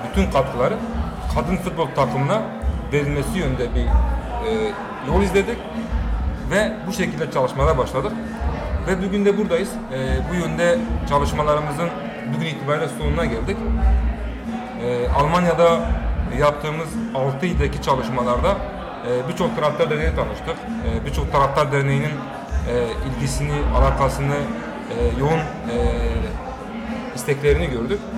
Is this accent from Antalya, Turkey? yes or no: no; Diyarbakır, Diyarbakır Province, Turkey; Diyarbakır'dan geldik ve e, Diyarbakır'da inşaat mühendisiyim.